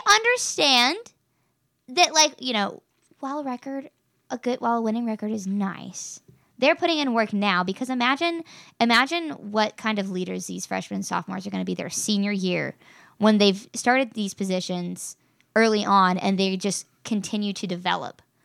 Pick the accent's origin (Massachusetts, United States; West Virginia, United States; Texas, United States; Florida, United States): West Virginia, United States; I grew up in West Virginia